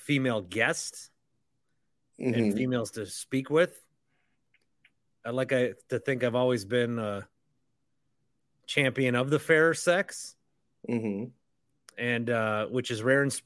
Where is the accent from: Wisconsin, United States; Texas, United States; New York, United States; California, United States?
Wisconsin, United States; Fond du Lac; where I grew up in Fond du Lac